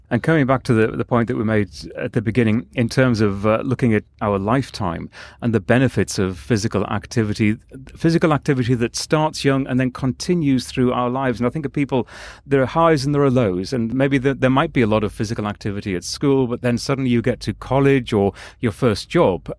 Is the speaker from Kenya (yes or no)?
no; England, United Kingdom; I'm from England